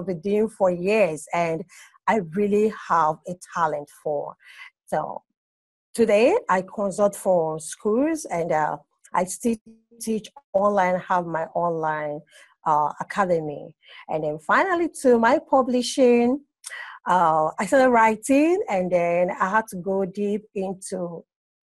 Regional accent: Abia, Nigeria; also born or lived in Port Harcourt, Nigeria; now in Lagos, Nigeria; I'm from Abe State in Nigeria. But presently, I stay in Lagos, Nigeria

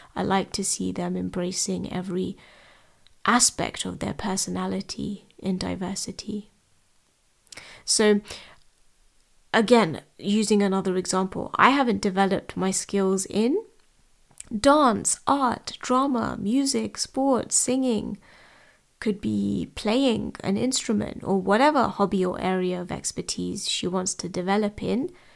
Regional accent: London, United Kingdom; I was born and raised in London.

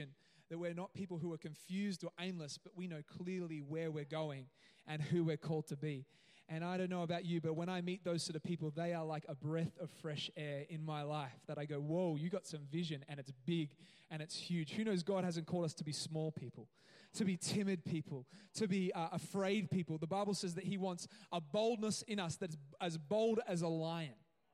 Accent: Gold Coast, Queensland, Australia; now in Cairns, Australia; I grew up on the Gold Coast

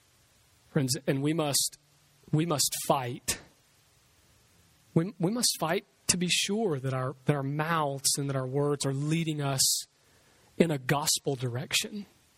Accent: Bayou Oaks, United States; I grew up here in Bayou Oaks around the corner.

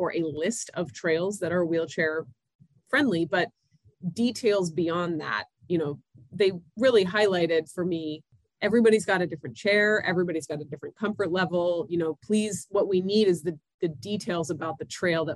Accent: Longview, Washington, United States; I grew up in Longview.

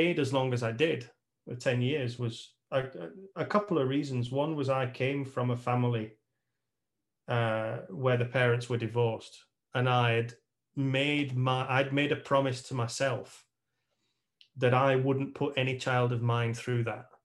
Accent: United Kingdom; moved away as an adult; also born or lived in Tenerife; I'm British

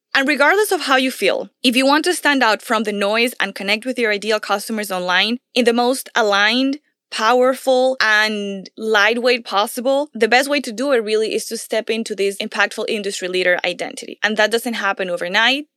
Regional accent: Venezuela; I come from Venezuela

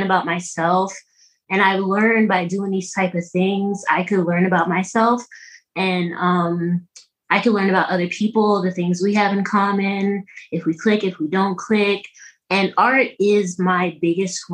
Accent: New York, United States; I'm from New York, and that's where I am now. I'm still in New York, Westchester County

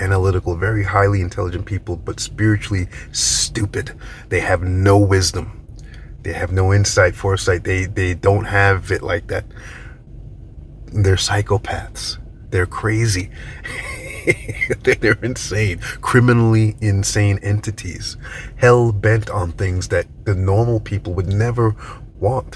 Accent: New York, United States; I'm from New York

